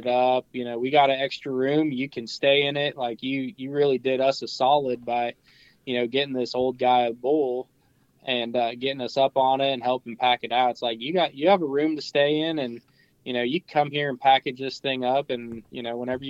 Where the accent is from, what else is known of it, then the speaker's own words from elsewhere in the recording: Pennsylvania, United States; I'm from Pennsylvania